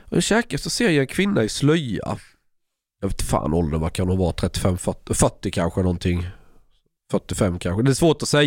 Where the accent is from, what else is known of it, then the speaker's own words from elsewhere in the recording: Kristianstad, Skåne, Sweden; also born or lived in Sölvesborg; Alltså jag är ju från Kristianstad och Sölvesborg. Jag känner jättemånga där.